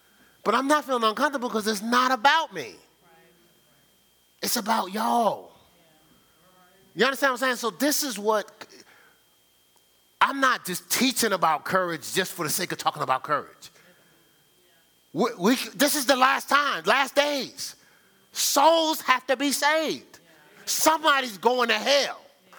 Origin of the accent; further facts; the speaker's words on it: Newark, New Jersey, United States; because I grew up in Newark, New Jersey.